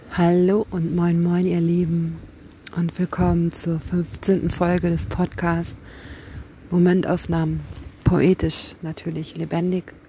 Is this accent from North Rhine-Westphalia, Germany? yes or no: no; Kiel, Schleswig-Holstein, Germany; Ich komme aus Kiel, ich bin Lyrikerin